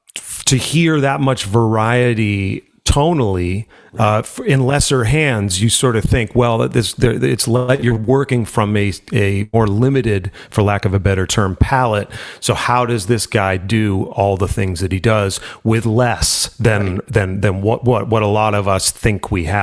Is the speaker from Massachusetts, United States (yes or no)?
yes; Worcester, Massachusetts, United States; No, I grew up in Worcester in Massachusetts, in the middle of the state. My folks have since moved to Cape Cod, so that's where they are now. We grew up in Worcester